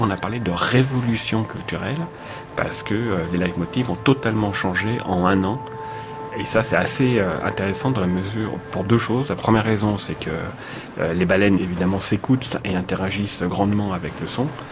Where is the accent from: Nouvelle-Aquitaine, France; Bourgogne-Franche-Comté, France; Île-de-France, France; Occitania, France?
Île-de-France, France; Paris; je suis parisien